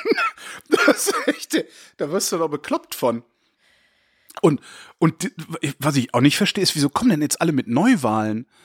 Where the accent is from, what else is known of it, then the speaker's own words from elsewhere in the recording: Germany; ich bin von deutschen Eltern in Deutschland geboren, deutsch sozialisiert worden